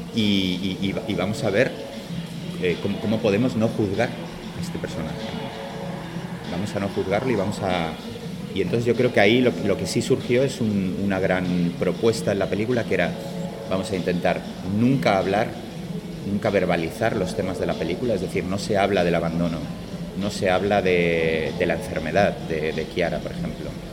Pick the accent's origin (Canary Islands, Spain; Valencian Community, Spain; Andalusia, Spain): Andalusia, Spain; Málaga; yo soy de Málaga